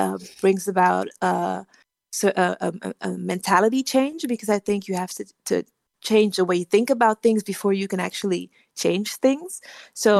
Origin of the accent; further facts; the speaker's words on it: Netherlands; also born or lived in Liberia; I grew up in the Netherlands because my family fled from the civil wars in Liberia.